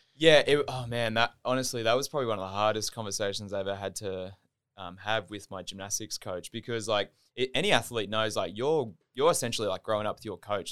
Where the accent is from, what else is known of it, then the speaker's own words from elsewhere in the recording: Gold Coast, Queensland, Australia; also born or lived in Southport, Queensland; now in Brisbane, Australia; born in Southport, raised in Burley